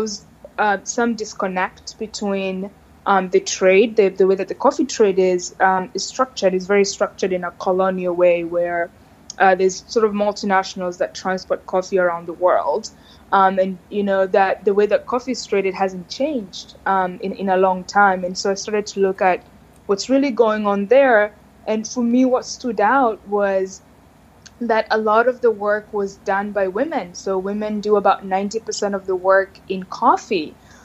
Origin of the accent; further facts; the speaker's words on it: Kenya; now in United States; to give back to my country and to kind of where I grew up in Kenya.